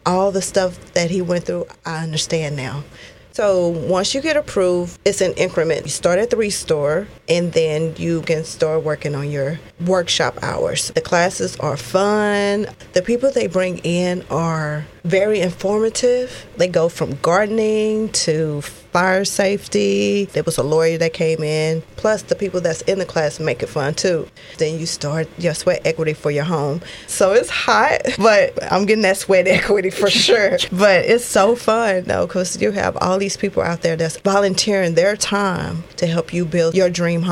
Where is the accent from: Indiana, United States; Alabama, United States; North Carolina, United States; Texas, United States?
Texas, United States; College Station; I grew up in College Station